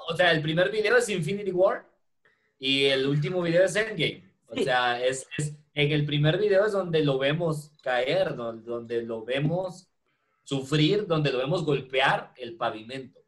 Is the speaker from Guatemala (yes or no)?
yes; Guatemala